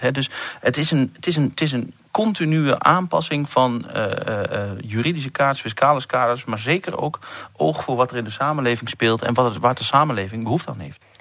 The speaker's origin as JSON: {"language": "Dutch", "area": "eastern Netherlands, about twenty kilometres from Tubbergen", "region": "Overijssel", "country": "Netherlands", "tie": "born or raised there", "accent": "eastern Dutch", "said": "je hoort het al een klein beetje aan mijn accent. Ik kom ergens uit het eh, agrarische deel van Nederland, met name het oosten des lands"}